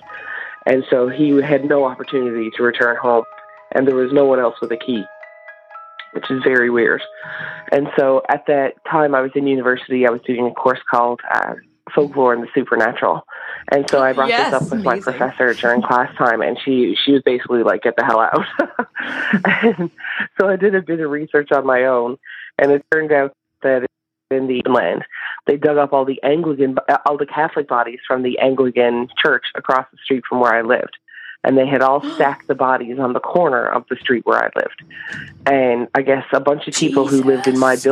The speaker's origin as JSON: {"language": "English", "region": "Newfoundland and Labrador", "country": "Canada", "also_born_or_lived": "St. John's, Canada", "moved": "as an adult", "lives_now": "Nunavut, Canada"}